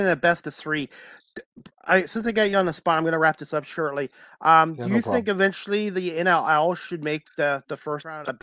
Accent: Oakville, Ontario, Canada; also born or lived in Sault Ste. Marie; I was born in Sault Ste. Marie, but I grew up in Oakville in the late 70s and early 80s

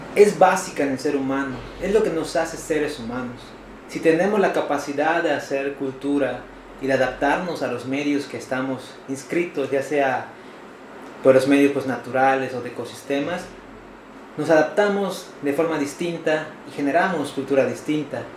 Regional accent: Mexico; nosotros, como mexicanos

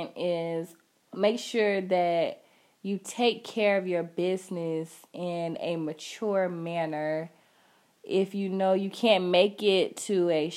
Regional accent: Augusta, United States; I'm from Augusta, so I'm not used to traveling

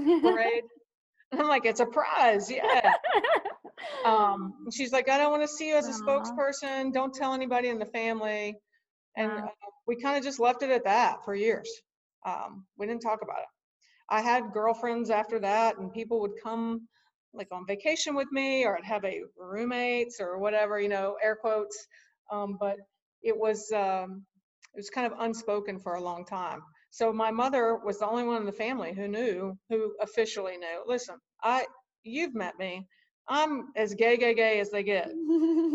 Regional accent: South Carolina, United States; I grew up in South Carolina.

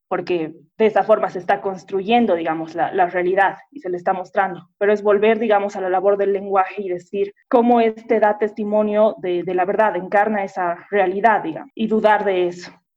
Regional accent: Bolivia; nosotros mismos como bolivianos o como pueblo.

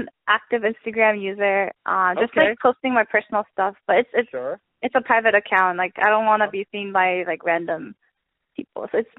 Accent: United States; I'm American.

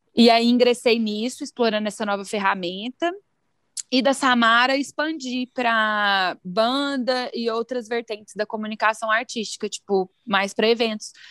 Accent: Araguari, Minas Gerais, Brazil; now in Belo Horizonte, Brazil; sou de Araguari, de lá que conheço o Lucas

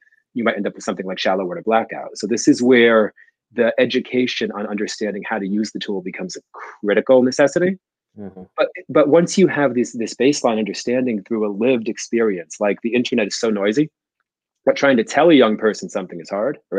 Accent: New Jersey, United States; I grew up in Jersey in a rough neighborhood with no archetype for health or fitness.

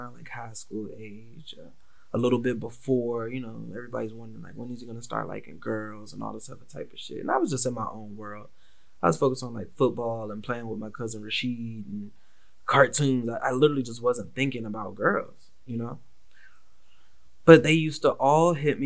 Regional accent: Washington, District of Columbia, United States; growing up in the Washington, D.C. area, especially post-crack epidemic

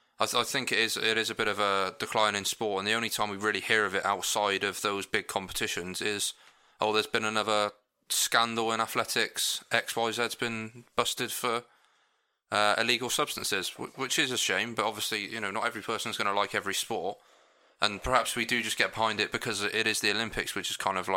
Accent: United Kingdom; I suppose Farah might be slightly different for us because we are from Great Britain.

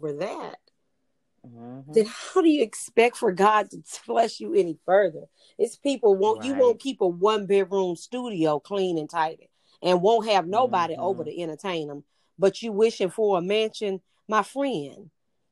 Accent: the South, United States; I'm from the South where folks used to get together on Sunday and eat and you talked

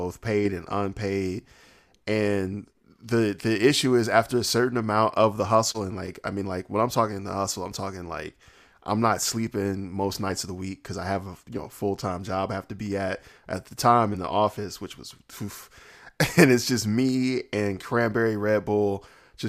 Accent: the South, United States; I'm from the South

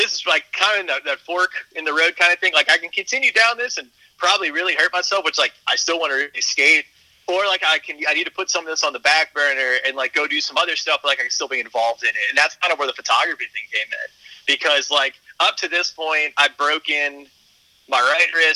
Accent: Harahan, Louisiana, United States; where I grew up in Harahan.

